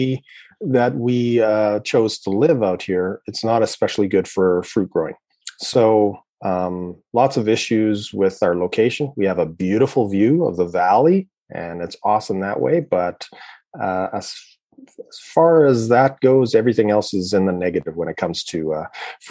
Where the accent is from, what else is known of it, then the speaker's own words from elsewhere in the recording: Regina, Saskatchewan, Canada; I grew up in Regina